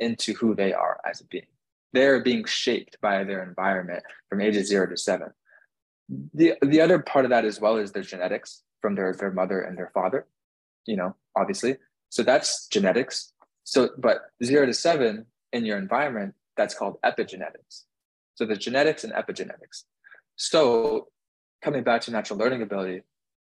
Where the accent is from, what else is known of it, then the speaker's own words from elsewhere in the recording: Northwest Canada, Canada; moved away as an adult; now in Miami, United States; I grew up in Northwest Canada